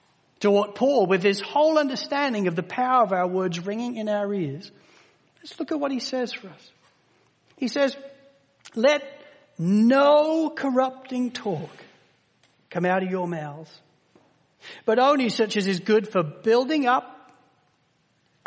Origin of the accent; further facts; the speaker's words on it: Spalding, East Midlands, United Kingdom; moved away; growing up in Spalding in Lincolnshire in the United Kingdom